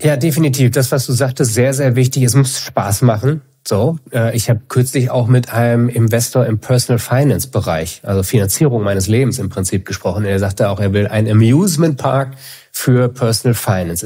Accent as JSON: {"language": "German", "town": "Münster", "region": "North Rhine-Westphalia", "country": "Germany", "tie": "born or raised there", "also_born_or_lived": "Kiel", "moved": "as an adult", "lives_now": "Hamburg, Germany", "said": "Ich bin in Kiel geboren, dann die meiste Zeit in Münster gelebt und jetzt, äh, sehr happy in Hamburg seit fünf Jahren."}